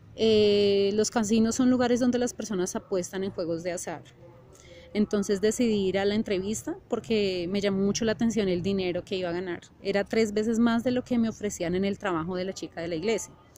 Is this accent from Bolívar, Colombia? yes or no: no; Bogotá, Colombia; yo nací en Bogotá, Colombia.